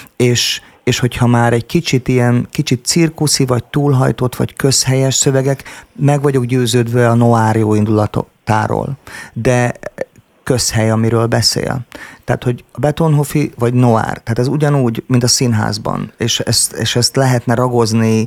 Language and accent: Hungarian; Szombathely, Vas, Hungary; moved away as an adult; also born or lived in Budapest; now in Martonvásár, Hungary; egy lakótelepen nőttem fel most az éppen aktuális producertársammal, a Kovács Tibivel